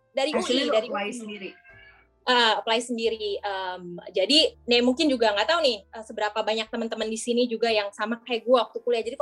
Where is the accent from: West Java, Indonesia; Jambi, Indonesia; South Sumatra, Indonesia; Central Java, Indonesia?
West Java, Indonesia; Bandung; moved away as an adult; now in Depok, Indonesia; pertama gue masuk sebagai anak daerah ya gue dari Bandung sampai ke Depok Raya nggak kenal siapa-siapa dong ya